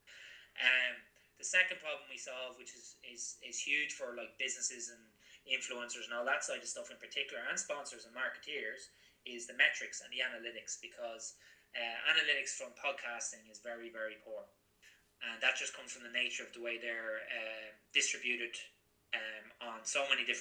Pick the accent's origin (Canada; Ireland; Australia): Ireland; Drogheda, Leinster; also born or lived in Gloucester, England; I'm from Drogheda, just outside Drogheda.